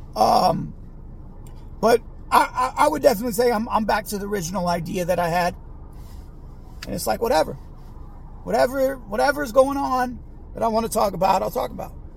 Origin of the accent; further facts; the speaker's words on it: Bay Area, California, United States; growing up in the Bay Area